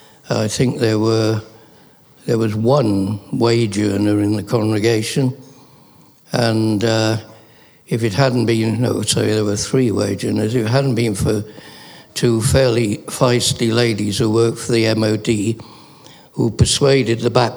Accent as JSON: {"language": "English", "area": "a Welsh mining village", "region": "Wales", "country": "United Kingdom", "tie": "born or raised there", "moved": "yes", "lives_now": "Bath, United Kingdom", "said": "I'm Welsh, grew up in a Welsh mining village of about population of about 6,000."}